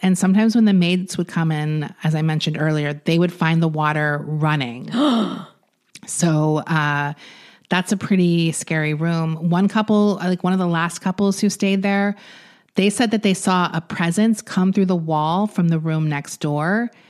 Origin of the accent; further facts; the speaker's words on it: Long Island, New York, United States; when I grew up on Long Island